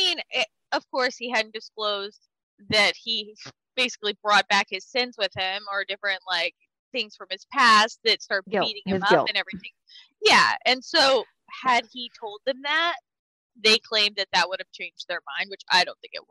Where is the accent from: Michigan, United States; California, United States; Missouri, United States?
California, United States; El Centro; Growing up in El Centro, there's a lot of Kevin Bacons.